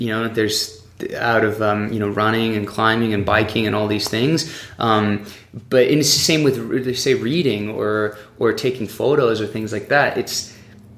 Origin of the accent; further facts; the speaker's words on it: France; moved away as an adult; also born or lived in Oxford, England / Durango, Colorado; now in United States; I grew up in France. My parents moved to France when I was 6 years old